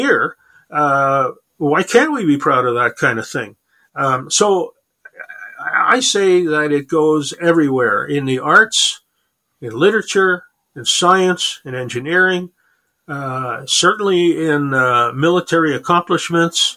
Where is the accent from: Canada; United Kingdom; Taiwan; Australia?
Canada; Montreal, Quebec; now in Calgary, Canada; I grew up in Montreal